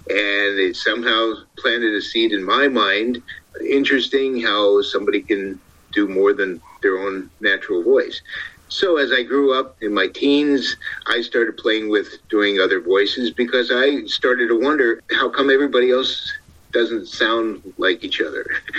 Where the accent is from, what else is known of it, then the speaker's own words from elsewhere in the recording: Ohio, United States; also born or lived in Brooklyn, New York; I grew up in Ohio. I was actually born in Brooklyn, New York. So I lost the accent somewhere between New York and where I'm at now in California.